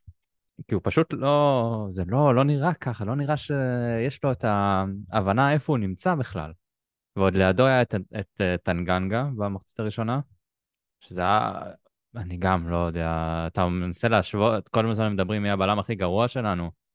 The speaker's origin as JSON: {"language": "Hebrew", "country": "Israel", "said": "אנחנו ישראלים"}